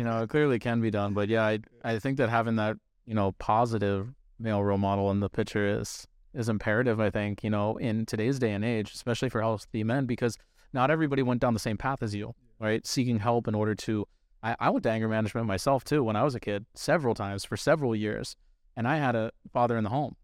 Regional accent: Northern Virginia, United States; I'm from Northern Northern Virginia, over the mountain

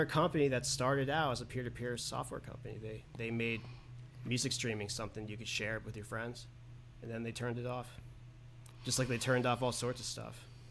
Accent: New York City, New York, United States; growing up in Manhattan

